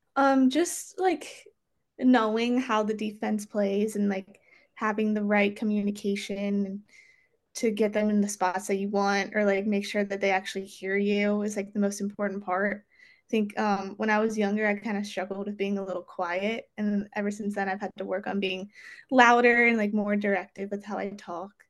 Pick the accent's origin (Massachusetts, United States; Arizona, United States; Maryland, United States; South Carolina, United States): Maryland, United States; growing up in Maryland, I guess like it was kind of a thing where you just like had to play lacrosse.